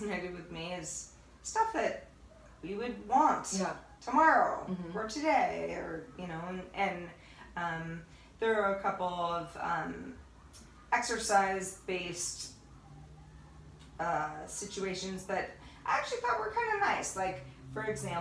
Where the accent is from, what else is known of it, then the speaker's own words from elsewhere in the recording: Northern California, United States; I'm from Northern California